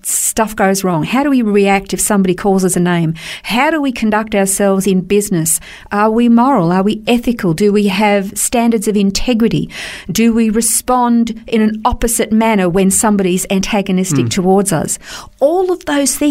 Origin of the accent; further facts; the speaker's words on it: Australia; We're Australian